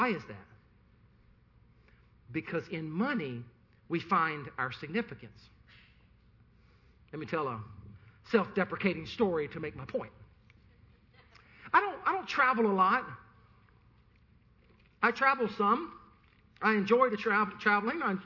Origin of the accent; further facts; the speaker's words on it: the Carolinas, United States; I'm from the Carolinas